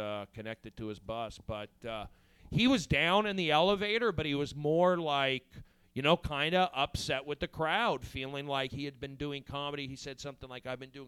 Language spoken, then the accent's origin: English; Los Angeles, California, United States; I'm from Reseda. Public schools, busing.